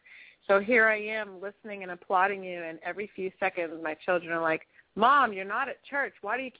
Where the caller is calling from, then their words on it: San Francisco, California, United States; I'm super fine from San Francisco.